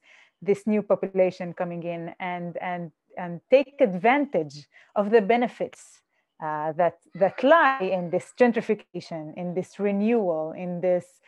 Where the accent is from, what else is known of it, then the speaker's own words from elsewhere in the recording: Jaffa, Tel Aviv District, Israel; Jaffa, I am from Jaffa